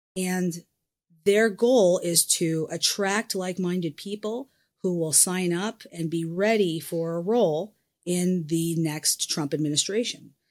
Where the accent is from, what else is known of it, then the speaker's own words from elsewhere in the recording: United States; as an American, as a, you know, thirty-something American